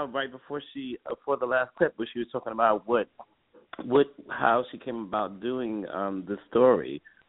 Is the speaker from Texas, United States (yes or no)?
no; New York, United States; now in Los Angeles, United States; I'm originally from New York, but I've been here for 23 years